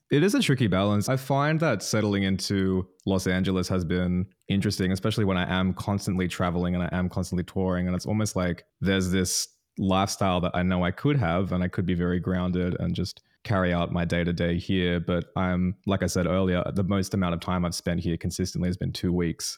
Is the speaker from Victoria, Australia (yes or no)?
no; Newcastle, New South Wales, Australia; born or raised there